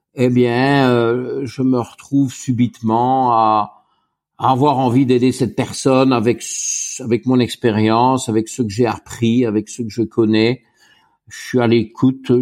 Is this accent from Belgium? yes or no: yes; Wallonia, Belgium; also born or lived in Luxembourg; je suis belge et belge francophone et donc wallon